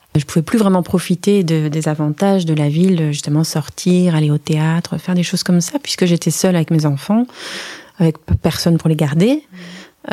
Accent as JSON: {"language": "French", "town": "Strasbourg", "region": "Grand Est", "country": "France", "tie": "born or raised there", "also_born_or_lived": "Forbach, Lorraine / Brussels, Belgium", "moved": "as an adult", "lives_now": "Jassogne, Belgium", "said": "j'ai, donc j'ai, grandi euh, à Strasbourg avec une période"}